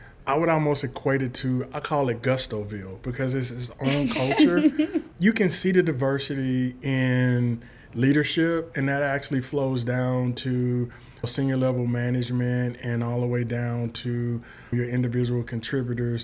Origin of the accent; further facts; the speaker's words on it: Chattanooga, Tennessee, United States; now in Middle Tennessee, United States; I grew up in a little place called Chattanooga, Tennessee, in that area.